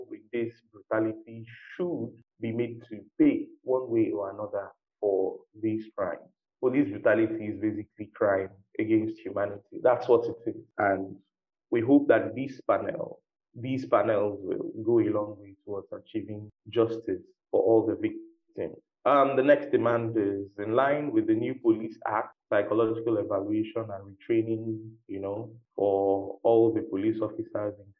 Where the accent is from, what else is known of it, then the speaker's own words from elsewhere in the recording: Nigeria; as a Nigerian